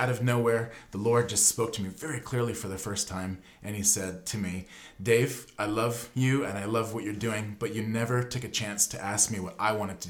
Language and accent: English; San Diego, California, United States; moved away as an adult; now in New Zealand; I grew up in San Diego.